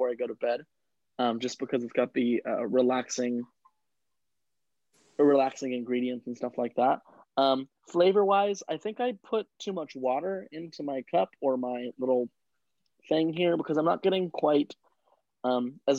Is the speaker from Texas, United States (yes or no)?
no; Jackson, California, United States; moved away; I'm from outside of Sacramento in a small little town called Jackson, California, or Pine Grove